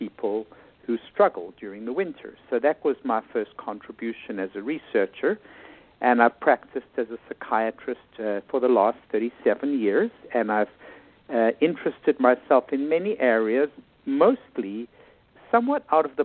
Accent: South Africa; moved away as an adult; also born or lived in New York City, United States / Bethesda, Maryland, United States; now in United States; I was born and raised in South Africa

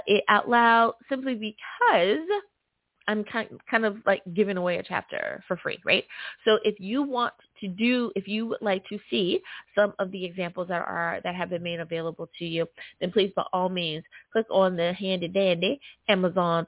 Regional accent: United States; my home country

